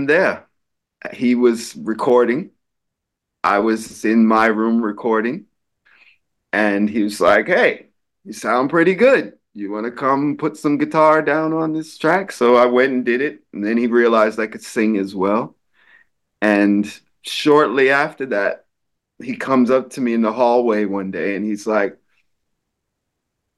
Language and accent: English; New York, United States; I'm a New Yorker